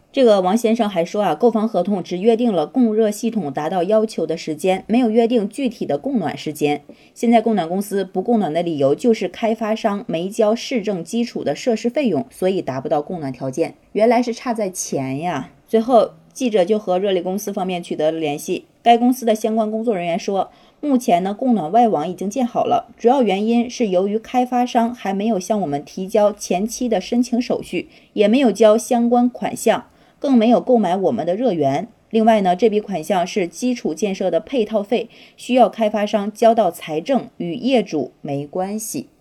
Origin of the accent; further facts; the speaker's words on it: northern China, China; 我作为一个北方人